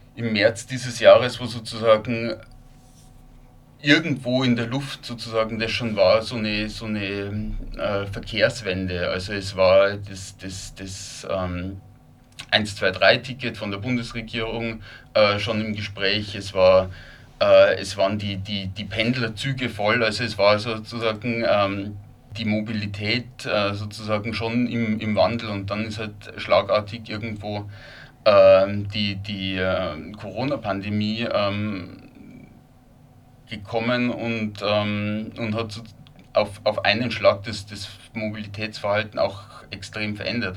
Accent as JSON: {"language": "German", "region": "Lower Bavaria", "country": "Germany", "tie": "born or raised there", "also_born_or_lived": "Linz, Austria", "moved": "yes", "lives_now": "Vienna, Austria", "said": "Wie man wahrscheinlich hört, äh, ich stamme ursprünglich aus, aus Niederbayern, aus einem, aus einem kleineren Ort"}